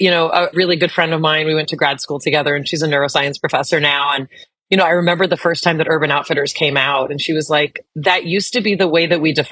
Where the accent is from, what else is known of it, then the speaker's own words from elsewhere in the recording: Los Angeles, California, United States; I grew up in the Melrose Fairfax district in like the heyday of the punk era.